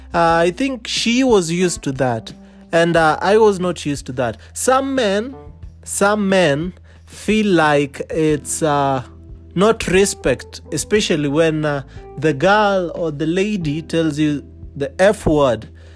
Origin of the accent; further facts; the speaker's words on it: India; now in Nairobi, Kenya; And I am from Parklands, that's Nairobi, I am originally from India.